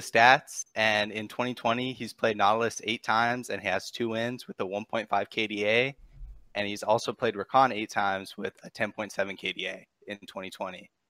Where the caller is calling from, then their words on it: Downey, California, United States; Downey, California.